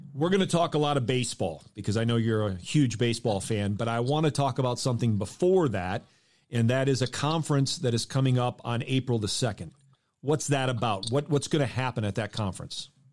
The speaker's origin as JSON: {"language": "English", "region": "Michigan", "country": "United States", "tie": "born or raised there", "said": "I grew up in Michigan"}